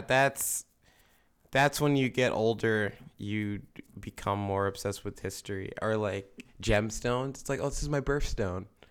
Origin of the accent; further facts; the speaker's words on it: Philadelphia, Pennsylvania, United States; we would say we're from Philadelphia